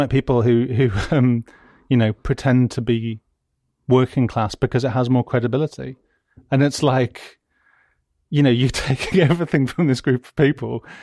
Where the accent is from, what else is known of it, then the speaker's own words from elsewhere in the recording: West Midlands, United Kingdom; I'm from the West Midlands